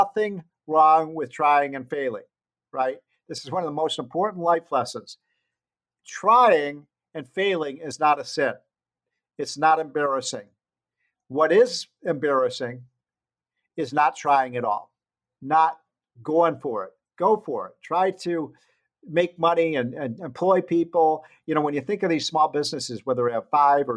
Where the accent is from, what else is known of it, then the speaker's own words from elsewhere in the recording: Illinois, United States; my home state of Illinois